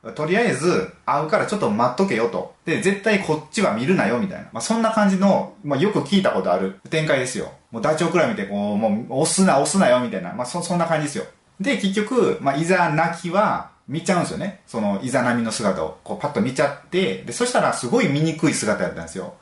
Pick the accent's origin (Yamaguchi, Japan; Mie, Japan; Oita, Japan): Mie, Japan; 僕、三重県なんですけど